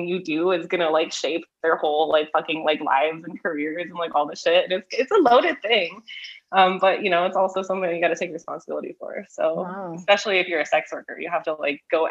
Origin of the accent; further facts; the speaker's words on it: Southern California, United States; Being from Southern California